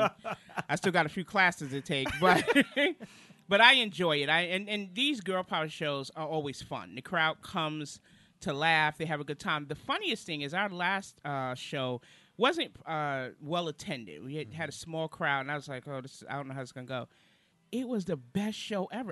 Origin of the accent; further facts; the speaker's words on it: New York City, New York, United States; moved away as an adult; now in Charlotte, United States; originally I'm from Brooklyn, New York. I've been in Charlotte now since 2003